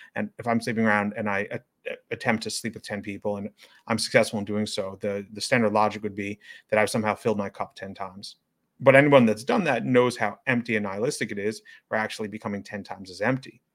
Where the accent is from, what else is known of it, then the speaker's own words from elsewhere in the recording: New York City, New York, United States; As a resident of New York City, as someone who was born and raised in New York City